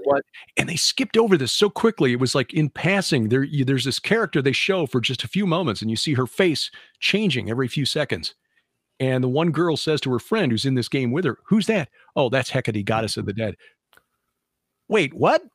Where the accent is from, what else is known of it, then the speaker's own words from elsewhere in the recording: Chicago, Illinois, United States; now in Missouri, United States; growing up in Chicago